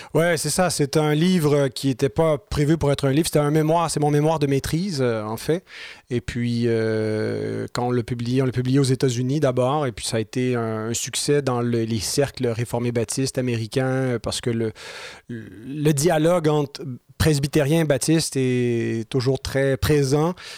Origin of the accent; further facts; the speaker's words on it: Saint-Jérôme, Quebec, Canada; c'est ma ville natale même